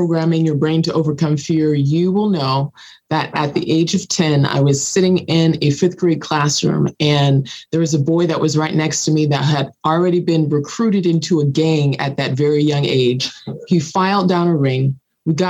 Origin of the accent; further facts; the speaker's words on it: Los Angeles, California, United States; growing up in South Los Angeles in the middle of poverty.